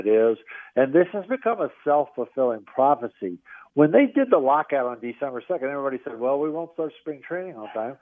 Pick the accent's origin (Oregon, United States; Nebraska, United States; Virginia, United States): Virginia, United States; Richmond; moved away; I grew up in Richmond, Virginia